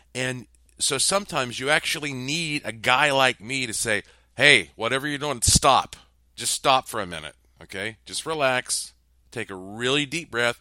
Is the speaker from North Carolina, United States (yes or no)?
yes; North Carolina, United States; moved away; I grew up in North Carolina